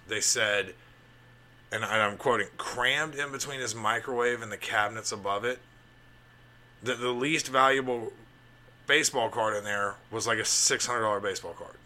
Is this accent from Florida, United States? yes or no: no; Alabama, United States; I grew up in Alabama